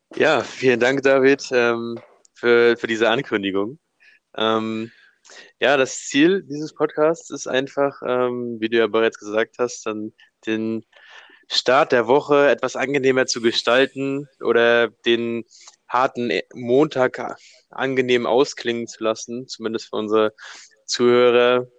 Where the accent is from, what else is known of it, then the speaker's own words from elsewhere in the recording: Hamburg, Germany; wir sind zwei Hamburger Jungs